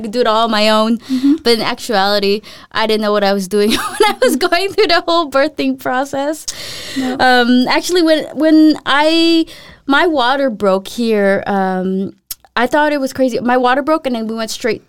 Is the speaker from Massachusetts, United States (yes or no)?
no; Los Angeles, California, United States; moved away as an adult; also born or lived in Philippines; now in Denmark; my hometown